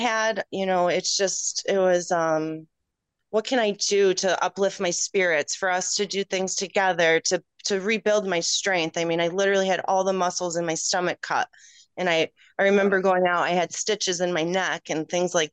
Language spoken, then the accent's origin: English; Rochester, New York, United States; moved away as an adult; also born or lived in Illinois / Cooperstown; I grew up in Rochester, the suburbs, like country, more, you know, more country